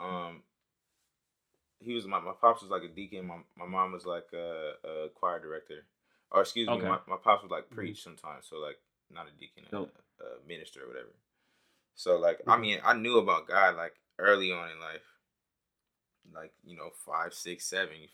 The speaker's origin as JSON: {"language": "English", "town": "Oceanside", "region": "California", "country": "United States", "tie": "born or raised there", "said": "I grew up in North County, San Diego, Oceanside, California"}